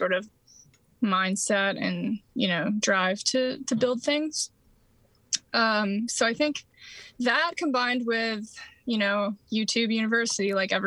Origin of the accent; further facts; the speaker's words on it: upstate New York, United States; moved away; also born or lived in Baltimore, Maryland; I am from Baltimore, Maryland, where I spent most of my adult life, originally from upstate New York